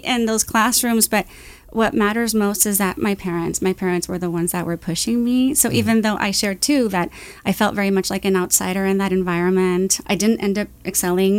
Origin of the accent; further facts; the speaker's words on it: Santa Ana, California, United States; I was born in Santa Ana, went to Santa Ana schools, went to Santa Ana College